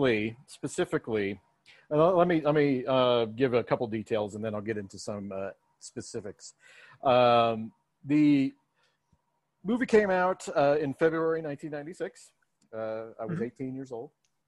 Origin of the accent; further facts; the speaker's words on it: Denver, Colorado, United States; accent: American Western; I'm from Denver and it's my city.